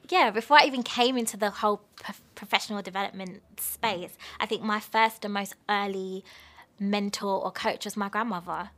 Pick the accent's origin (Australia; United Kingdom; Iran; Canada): United Kingdom; London; where are you from? And I was just like, London.